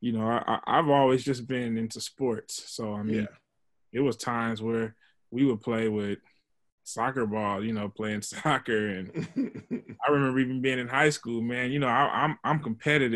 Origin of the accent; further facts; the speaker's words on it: Oakland, California, United States; I grew up off of 55th Avenue